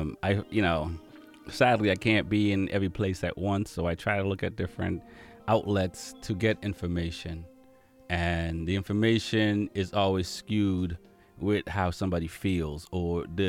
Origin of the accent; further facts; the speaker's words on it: Jamaica; moved away; I'm from Jamaica.